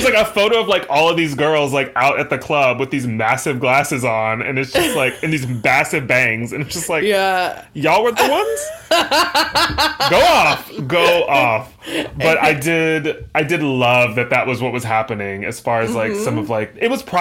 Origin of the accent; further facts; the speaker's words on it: the South, United States; I come from the South